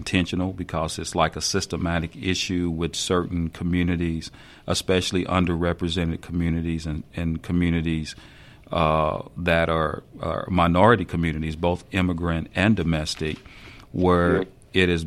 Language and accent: English; the South, United States; moved away as an adult; I was born and raised in the South